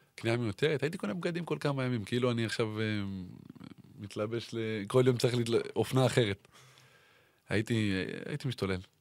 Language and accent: Hebrew; Ramat HaSharon, Tel Aviv District, Israel; רמת השרון, כמו שכולם יודעים, אה, זה מקום שגדלתי בו